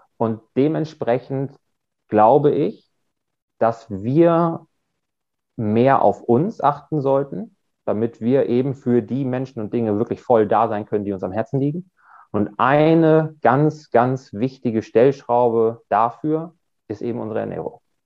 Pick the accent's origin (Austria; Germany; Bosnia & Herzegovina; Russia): Germany; Ich komme aus der Nähe von Bremen